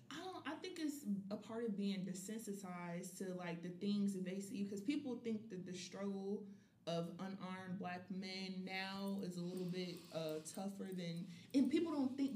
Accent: the South, United States; I started to realize the, about the N word, especially growing up in the South.

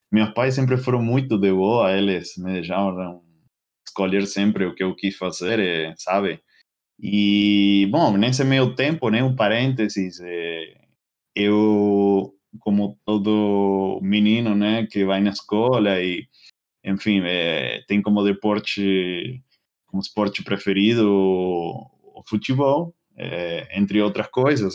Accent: northern coast of Greater Buenos Aires, Buenos Aires Province, Argentina; Portuguese is a second language; moved away as an adult; now in São Paulo, Brazil; é a cidade onde eu onde eu nasci, onde moram meus pais, né? Agora é uma cidade que fica bem no, no litoral norte de Buenos Aires

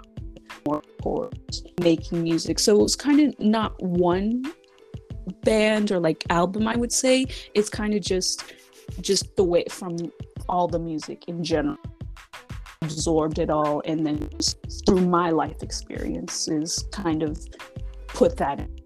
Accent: Fontana, California, United States; also born or lived in Redlands, California / Colton, California; I was born in Redlands, California. I grew up a little bit in Colton before moving to Fontana and kind of just staying there for the rest of my

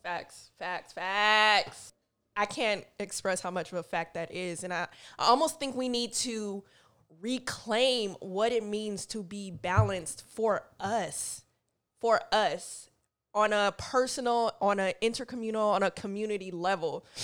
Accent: Oakland, California, United States; moved away as an adult; also born or lived in Seattle; now in New York, United States; I grew up in Oakland, grew up in a town

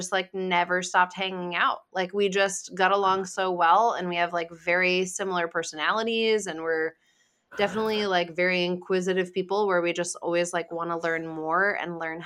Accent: Rhode Island, United States; I'm from Rhode Island

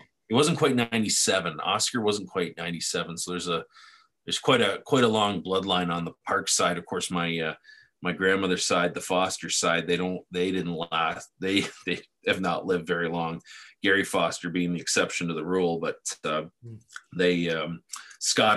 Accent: Picton, Ontario, Canada; we played minor hockey here. I played novice rep for Picton Minor Hockey Association

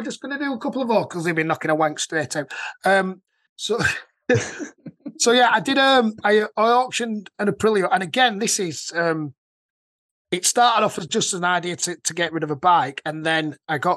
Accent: Yorkshire and the Humber, United Kingdom; I'm from Yorkshire.

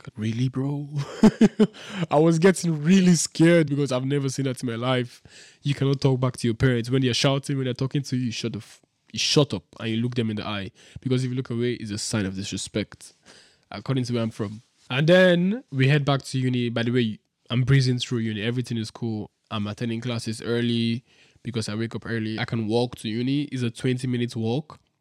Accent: Nigeria; moved away as an adult; now in Dubai, United Arab Emirates; I'm this guy from Nigeria who came to Dubai a week ago

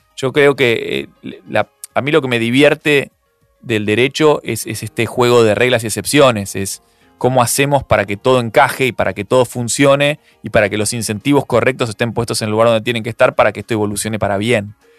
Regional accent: Argentina

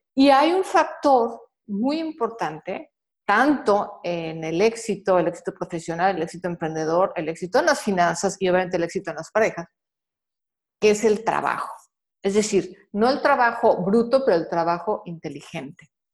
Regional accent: Mexico; soy mexicana, soy de la generación X

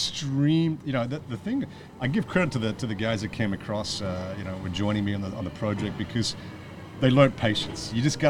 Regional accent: Melbourne, Victoria, Australia; now in Dongguan, China; I'm from Melbourne, Australia.

